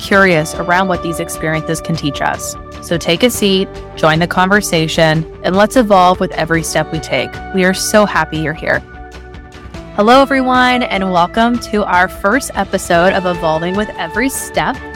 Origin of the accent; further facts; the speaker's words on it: Toronto, Ontario, Canada; we are sisters from Toronto, Ontario